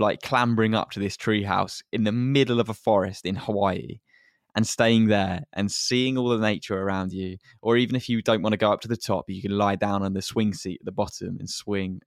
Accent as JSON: {"language": "English", "region": "England", "country": "United Kingdom", "said": "as English people"}